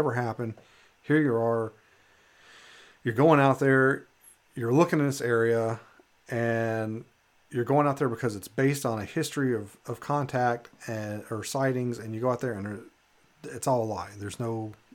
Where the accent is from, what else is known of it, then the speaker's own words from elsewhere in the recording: Western Kentucky, United States; now in Alaska, United States; where I grew up in Eastern Kentucky. I'm sorry, Western Kentucky